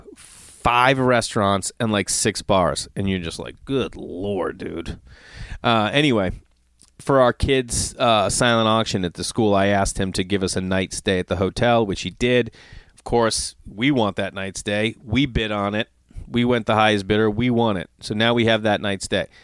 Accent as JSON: {"language": "English", "town": "Stoneham", "region": "Massachusetts", "country": "United States", "tie": "born or raised there", "moved": "yes", "said": "every time I'm home in my hometown, Stoneham"}